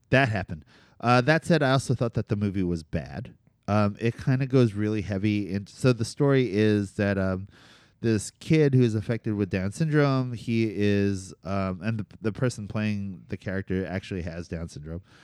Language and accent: English; Cherry Hill, New Jersey, United States; growing up in New Jersey, and specifically central New Jersey